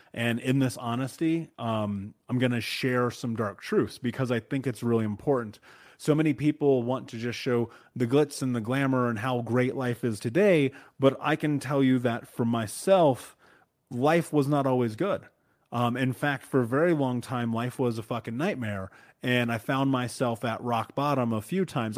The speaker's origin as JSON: {"language": "English", "town": "Indianapolis", "region": "Indiana", "country": "United States", "tie": "born or raised there", "said": "I grew up in Indianapolis, in Indiana, in America, in the middle of America"}